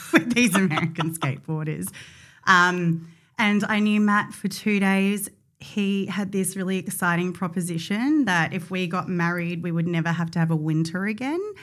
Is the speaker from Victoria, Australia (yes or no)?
yes; Mornington Peninsula, Victoria, Australia; I grew up on the Mornington Peninsula